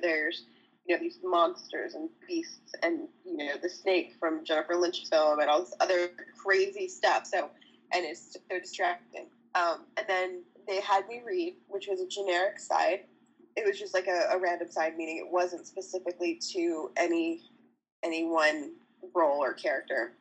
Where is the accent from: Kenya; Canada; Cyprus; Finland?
Canada; moved away as an adult; also born or lived in Ohio; I'm Canadian, so it's not college, it's university